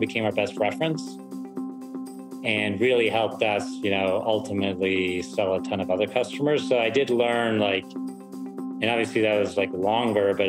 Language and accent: English; Pittsburgh, Pennsylvania, United States; also born or lived in Germany; my dad moved us to the US when I was 9 years old, moved us to Pittsburgh, Pennsylvania